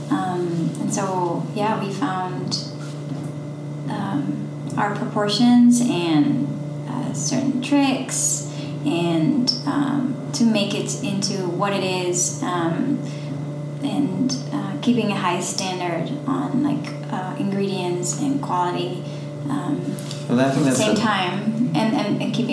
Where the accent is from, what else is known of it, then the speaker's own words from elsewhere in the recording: Netherlands; now in Nashville, United States; I'm from the Netherlands.